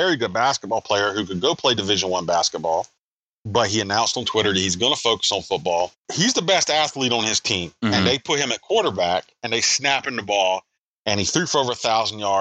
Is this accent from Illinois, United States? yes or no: no; South Carolina, United States; I'm from South Carolina.